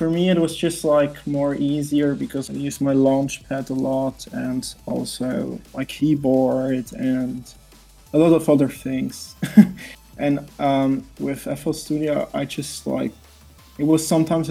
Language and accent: English; Switzerland; I'm from Switzerland